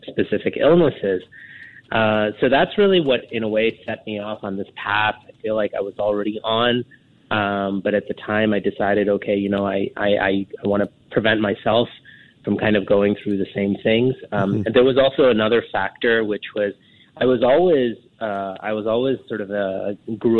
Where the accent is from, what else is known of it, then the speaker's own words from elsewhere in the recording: New York City, New York, United States; moved away as an adult; now in Singapore; I grew up in New York City